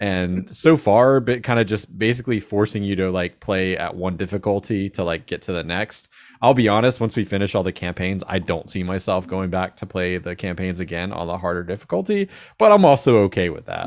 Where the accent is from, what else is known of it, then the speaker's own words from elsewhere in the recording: Jacksonville, United States; I'm from Jacksonville